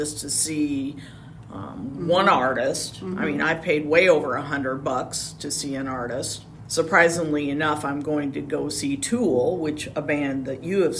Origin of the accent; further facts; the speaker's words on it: Iowa, United States; moved away as an adult; also born or lived in Northern Mountain State region; now in Phoenix area, Arizona, United States; I grew up in Iowa